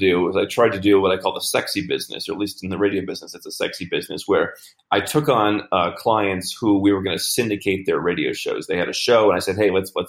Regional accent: United States; moved away; I grew up in the United States

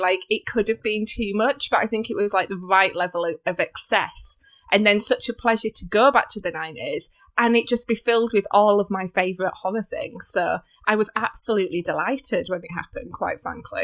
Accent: United Kingdom; as like a British person

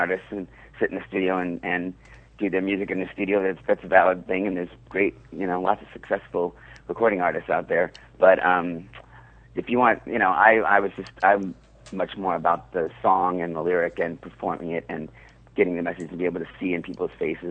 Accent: Seattle, Washington, United States; now in New York, United States; I grew up in Seattle

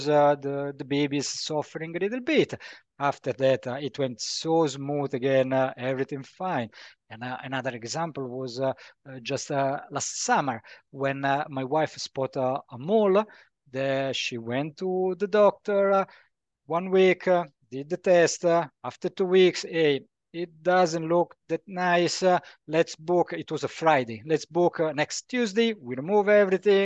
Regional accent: Italy; moved away as an adult; also born or lived in Rome / Bradford, United Kingdom; now in Germany; I come from Italy

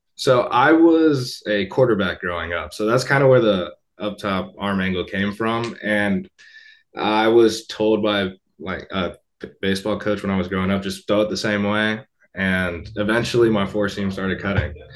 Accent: Tampa, Florida, United States; Tampa. That's where I was born.

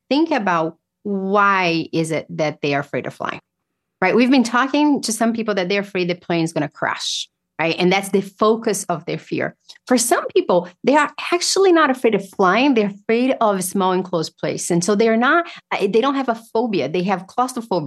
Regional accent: Brazil; moved away; I grew up in Brazil

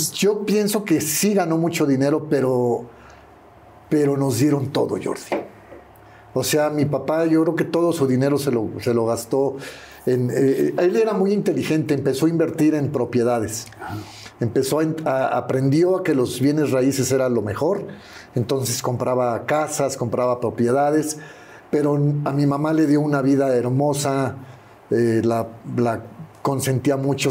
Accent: Mexico City, Mexico; mi primera casa fue en la, colonia Country Club Churubusco, ah, cerquita de los estudios

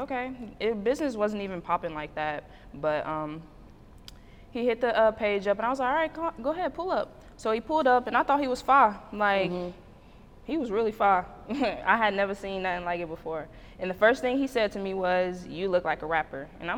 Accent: Marion, Illinois, United States; I'm from Illinois. Illinois. But Marion, Illinois.

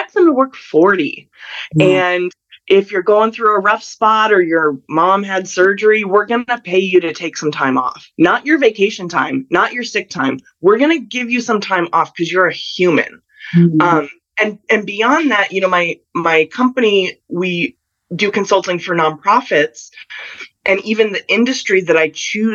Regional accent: Colorado, United States; now in Southern California, United States; I grew up in Colorado

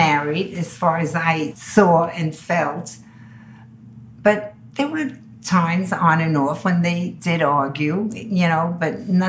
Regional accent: Antwerp, Flanders, Belgium; now in New York, United States; Antwerp, Belgium.

